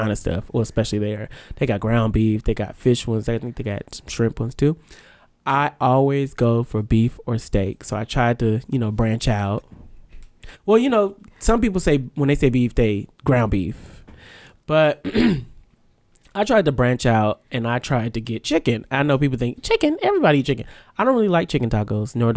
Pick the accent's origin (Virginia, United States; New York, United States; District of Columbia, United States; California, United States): California, United States; Vallejo; my hometown of Vallejo